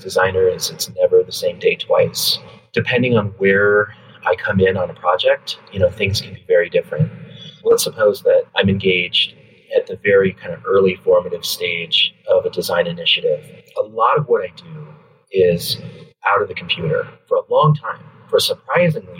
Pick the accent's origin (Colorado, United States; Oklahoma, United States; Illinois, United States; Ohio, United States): Colorado, United States; moved away as an adult; also born or lived in New York; now in Los Angeles, United States; I'm originally from the West. I grew up in Colorado